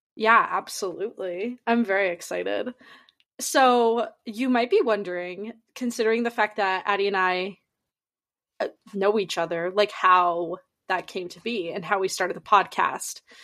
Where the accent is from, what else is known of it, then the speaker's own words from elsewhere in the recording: Massachusetts, United States; I'm originally from Massachusetts.